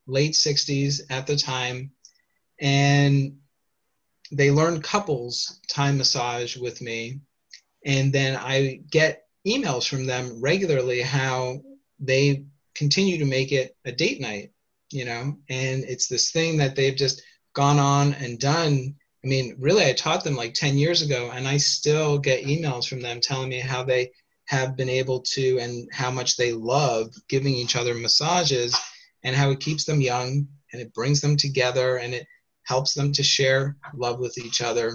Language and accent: English; Canada; moved away as an adult; also born or lived in Toronto; now in United States; So I'm Canadian originally before I moved, and now I live in the United States